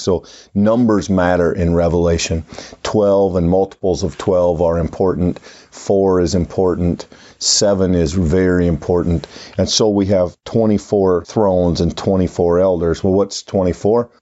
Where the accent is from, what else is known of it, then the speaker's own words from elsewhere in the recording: United States; American Christians